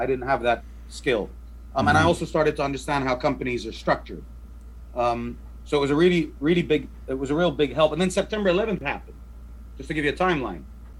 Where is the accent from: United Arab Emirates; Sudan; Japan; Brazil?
United Arab Emirates; Dubai; So I grew up in Dubai, pre-Bling Dubai, right? So this is before Dubai, anyone knew what Dubai was.